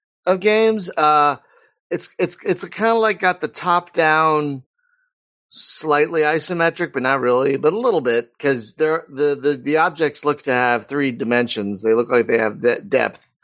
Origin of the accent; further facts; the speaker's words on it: United States; I'm American.